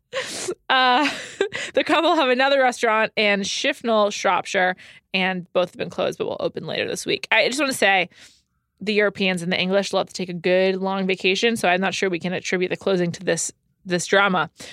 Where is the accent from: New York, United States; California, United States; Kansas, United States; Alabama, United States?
New York, United States; New York City; I'm from New York City